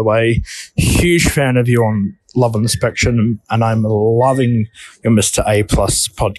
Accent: Umina Beach, Central Coast, New South Wales, Australia; I am from Yamana Beach on the central coast of Australia in New South Wales.

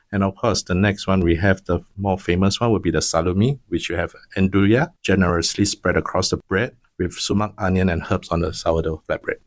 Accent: Penang, Malaysia; now in Singapore; I come from Penang.

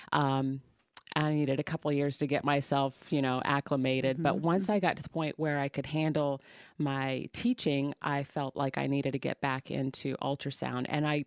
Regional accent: Hoopeston, Illinois, United States; I am from Vermillion County, the northern part, Hoopston

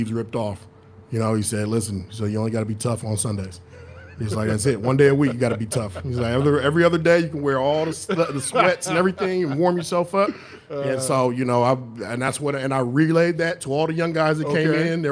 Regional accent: Sacramento, California, United States; moved away as an adult; also born or lived in Los Angeles, California / Arizona / Chicago; I was raised in Sacramento

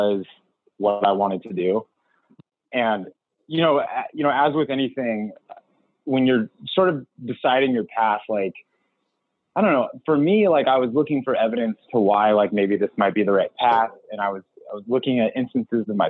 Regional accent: Tri-Cities, southeastern Washington, United States; I grew up in a place called Tri-Cities in southeastern Washington

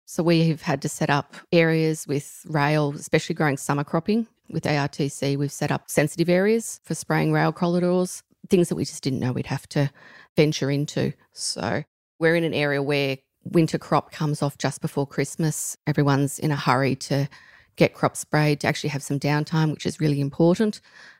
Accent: Tichborne, New South Wales, Australia; I grew up at Tichburn in Central West New South Wales, obviously, south of Parkes

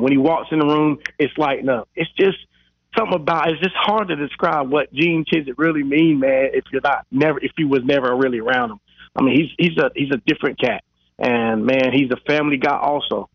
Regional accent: Charlotte, North Carolina, United States; We're back in Charlotte

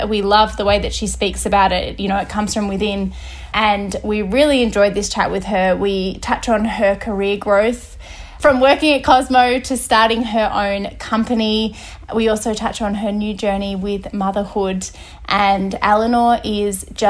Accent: New South Wales Central Coast, Australia; I grew up on the New South Wales Central Coast, so it's halfway between Sydney and Newcastle

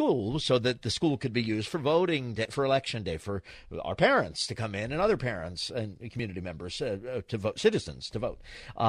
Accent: New York, United States; now in Los Angeles, United States; I remember growing up in New York, Jen, on Staten Island.

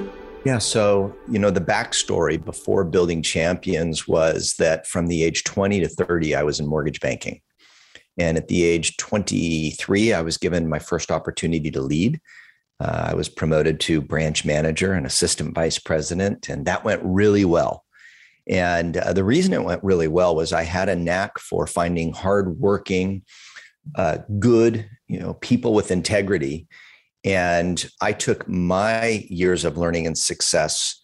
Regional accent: California, United States; moved away as an adult; now in Oregon, United States; I grew up in California. First 30 years were in California, and the last few decades plus have been up in Oregon

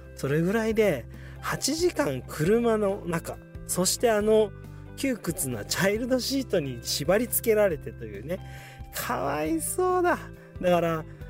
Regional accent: Shizuoka, Japan; moved away; 実家のねある静岡の清水に

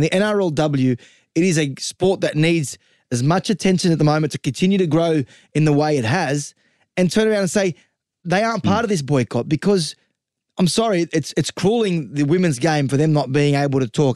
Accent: the West, New South Wales, Australia; I'm from the West.

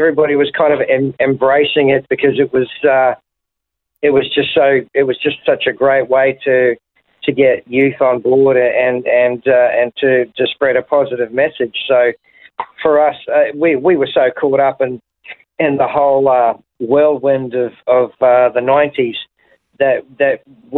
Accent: Brisbane, Queensland, Australia; also born or lived in Invercargill, New Zealand; kind of grew up in Brisbane, so I kind of call myself a Brisbane boy more than anything

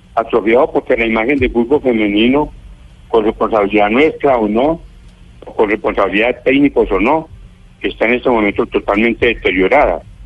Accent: Colombia

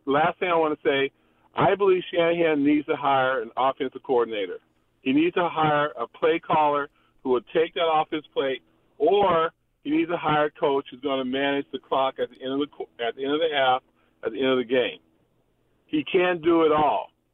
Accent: Sacramento, California, United States; now in Martinez, United States; I'm from Sacramento, uh, living, living Martinez

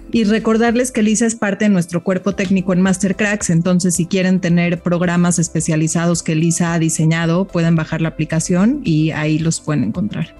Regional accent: Mexico; como mexicanos

